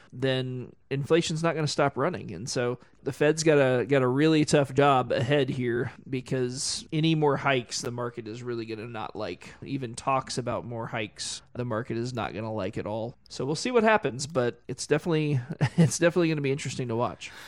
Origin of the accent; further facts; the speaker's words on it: Tulsa, Oklahoma, United States; I grew up in Tulsa